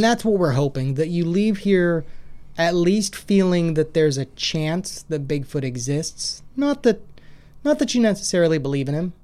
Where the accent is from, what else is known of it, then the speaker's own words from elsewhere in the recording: Washington, United States; also born or lived in Idaho; now in Clarksville, United States; I grew up in Washington. I spent quite a bit of time in Western Washington.